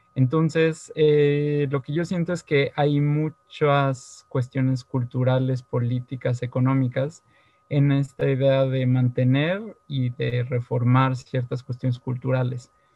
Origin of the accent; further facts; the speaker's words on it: Mexico; como mexicanos del siglo XX y XXI